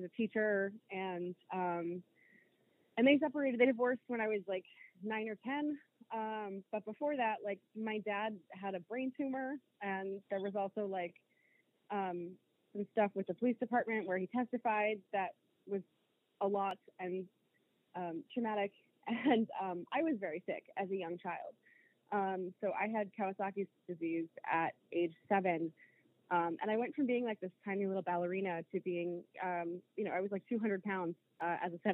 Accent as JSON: {"language": "English", "region": "Rhode Island", "country": "United States", "tie": "born or raised there", "also_born_or_lived": "Brockton, Massachusetts", "moved": "as an adult", "lives_now": "Maine, United States", "said": "I was born and raised in Rhode Island technically"}